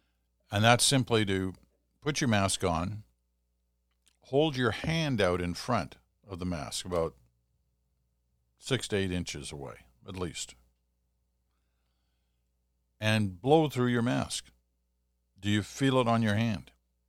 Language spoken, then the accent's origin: English; Kitchener, Ontario, Canada; It was from someone from my hometown of Kitchener.